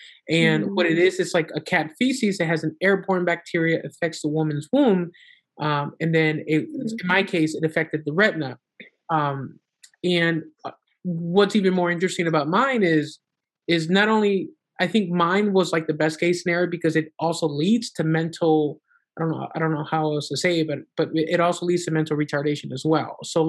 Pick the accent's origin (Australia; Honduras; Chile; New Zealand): Honduras; now in United States; And here in the state of Florida, so we're originally from Honduras